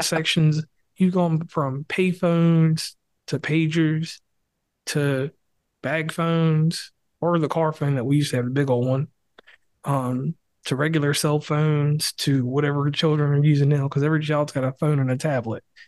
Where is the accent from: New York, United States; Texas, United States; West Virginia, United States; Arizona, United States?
West Virginia, United States; my home state